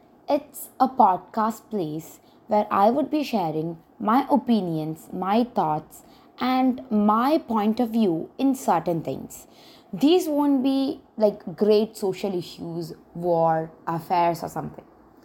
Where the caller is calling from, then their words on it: India; I'm talking from India.